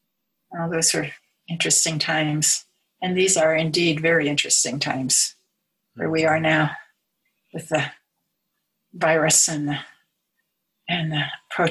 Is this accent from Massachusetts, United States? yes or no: yes; Melrose, Massachusetts, United States; also born or lived in Natick / Boston; I grew up in New England. I grew up just outside of Boston. So I lived in Melrose for 10 years from the time I was 7 to 17. And then my parents moved to Natick.